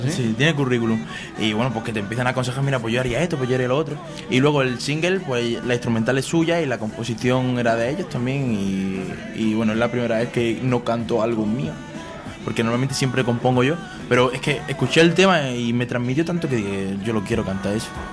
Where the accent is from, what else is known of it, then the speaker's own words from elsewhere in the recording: Granada, Andalusia, Spain; español de Granada que canta reggaeton